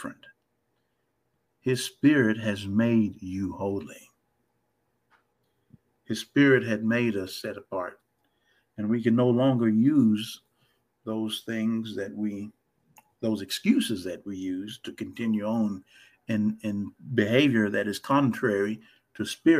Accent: United States; even though I'm an American

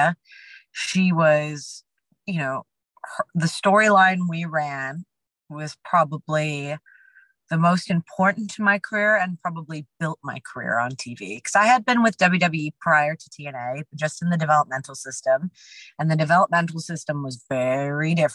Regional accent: Canada; we're both Canadian.

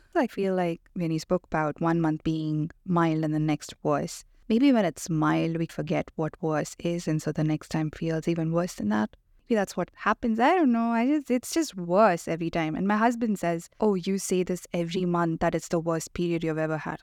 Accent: India; moved away; I grew up in India

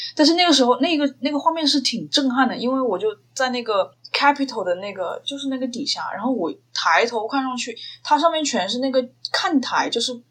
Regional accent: Changsha, Hunan, China; accent: Changsha-accented Mandarin; now in Washington, United States; 我是湖南人，所以我讲话有可能有长沙的那种塑料普通话的口音

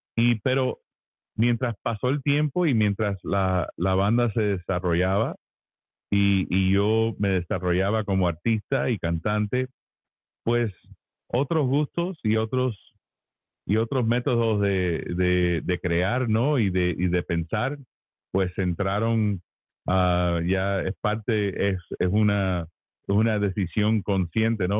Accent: Miami, Florida, United States; moved away as an adult; now in Nashville, United States; yo soy hijo de padres cubanos y, me crié en Miami, eh, cubanito

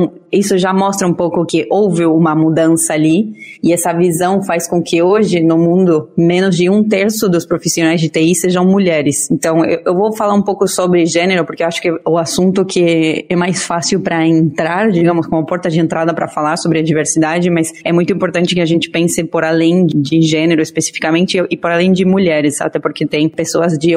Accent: Argentina; now in Brazil; eu sou argentina, então acho que eu tenho um pouquinho menos de, desse otimismo brasileiro super gostoso gostoso, que eu adoro, porque eu moro no Brasil e, e o Brasil é meu lar escolhido.

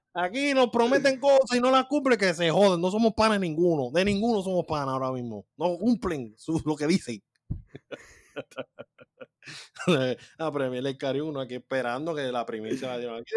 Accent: Puerto Rico; somos boricuas

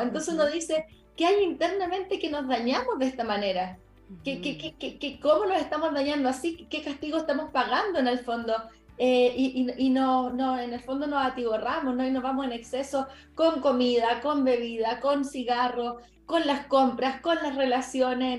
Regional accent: Chile; yo entré a la universidad a estudiar la licenciatura en nutrición en Chile, yo soy chilena

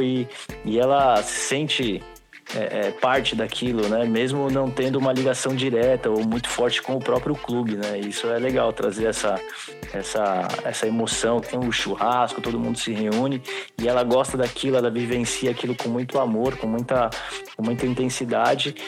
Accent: São Sebastião, São Paulo, Brazil; eu sou do litoral de São Paulo, né? Sou de São Sebastião

